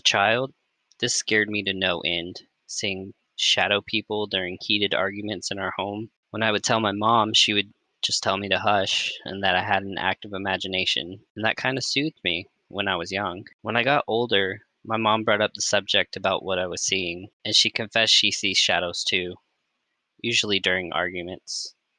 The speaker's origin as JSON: {"language": "English", "region": "the South", "country": "United States", "tie": "born or raised there", "said": "We grew up in the South, which comes with a whole lot of superstition passed down between generations."}